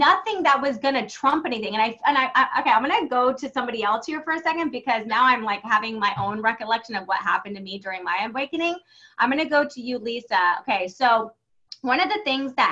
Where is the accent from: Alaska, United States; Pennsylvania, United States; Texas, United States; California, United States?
California, United States; San Diego; I grew up in San Diego